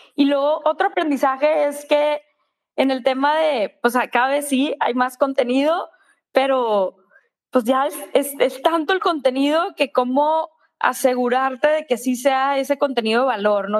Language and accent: Spanish; Monterrey, Nuevo León, Mexico; soy de Monterrey